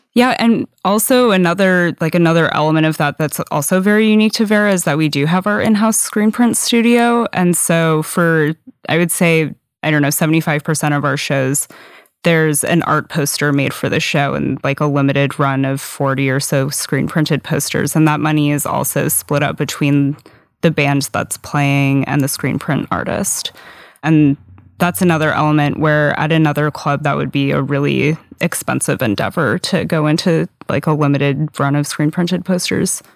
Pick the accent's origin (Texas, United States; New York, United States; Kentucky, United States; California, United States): California, United States; San Diego; now in Seattle, United States; I grew up in San Diego, which essentially has no all-ages scene